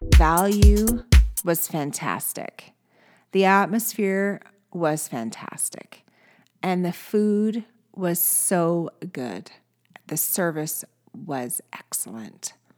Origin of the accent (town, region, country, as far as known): Canada